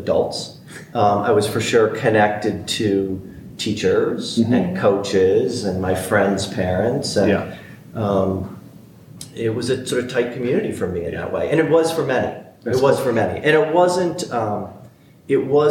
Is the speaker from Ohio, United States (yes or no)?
yes; Marion, Ohio, United States; I grew up in a town called Marion, Ohio, which was a small, sort of small town in Ohio, about an hour north of Columbus